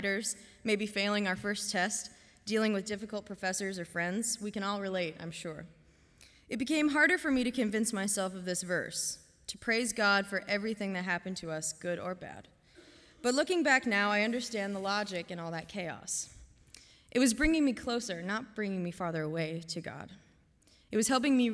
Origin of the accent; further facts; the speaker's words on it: Canby, Oregon, United States; moved away as an adult; now in Goshen, United States; Home for me is about 3,000 miles away in Canby, Oregon